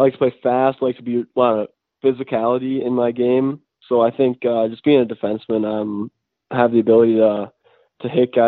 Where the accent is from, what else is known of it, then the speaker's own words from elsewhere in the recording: Mahtomedi, Minnesota, United States; I'm from Montemunai, Minnesota